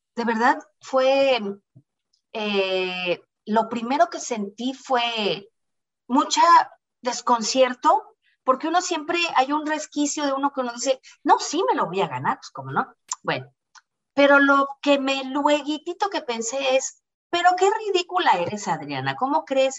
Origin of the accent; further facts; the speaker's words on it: Toluca, State of Mexico, Mexico; moved away as an adult; also born or lived in Doral, Miami; now in Miami, United States; siempre fui una muchacha desde Toluca